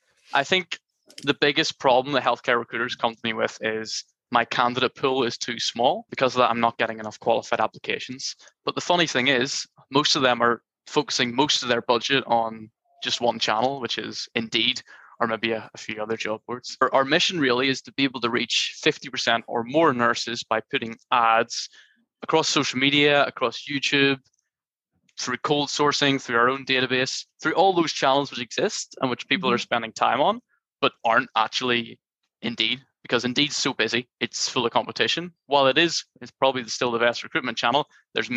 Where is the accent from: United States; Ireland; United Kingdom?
Ireland; I'm from Ireland